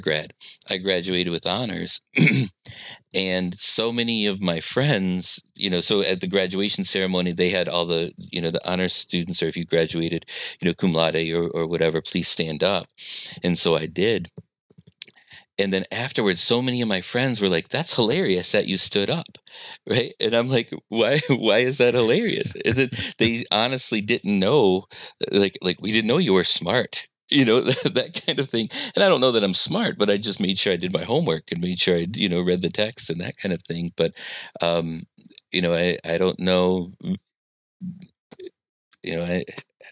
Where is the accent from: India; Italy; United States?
United States; Midwest; I'm a Midwesterner